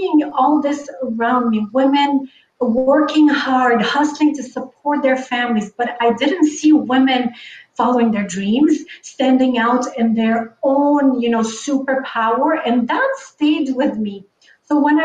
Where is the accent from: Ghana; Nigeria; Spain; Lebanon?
Lebanon; moved away as an adult; now in North America; I grew up in the Middle East. I grew up in Lebanon.